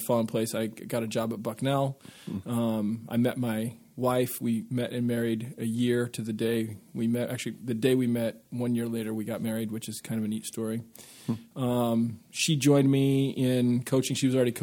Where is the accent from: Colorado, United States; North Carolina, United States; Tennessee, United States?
Colorado, United States; also born or lived in Aurora, Colorado; I was born in Colorado, more years ago than I'd like to share, but we lived in the same house that my parents purchased when they moved from Iowa. And then when I was in fifth grade, they bought another house in Aurora, and we moved.